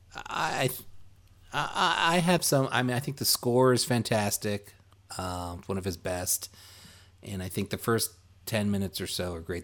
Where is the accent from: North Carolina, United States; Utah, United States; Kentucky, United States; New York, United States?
New York, United States; New York City; we grew up in the Flatbush, or we called it Midwood right. section of Brooklyn